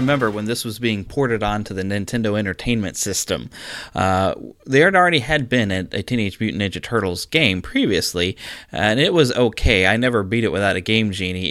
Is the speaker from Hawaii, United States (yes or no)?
no; Missouri, United States; my home state of Missouri